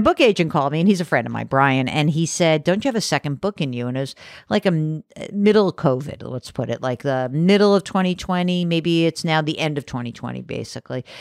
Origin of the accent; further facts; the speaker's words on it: New York City area suburbs, United States; so I grew up in New York City area, like the, uh, the burbs of New York